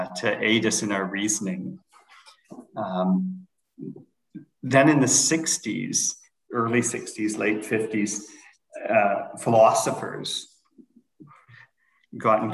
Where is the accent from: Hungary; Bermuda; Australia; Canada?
Canada; moved away as an adult; also born or lived in United States / Toronto, Canada / London, Ontario, Canada; now in Denmark; I'm a Canadian citizen